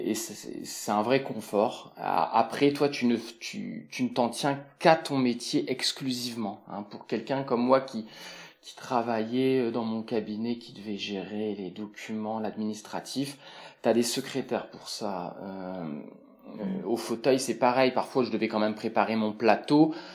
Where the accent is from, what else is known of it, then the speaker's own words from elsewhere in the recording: France; moved away as an adult; now in Quebec, Canada; Français, en grande partie, hein, on est des Latins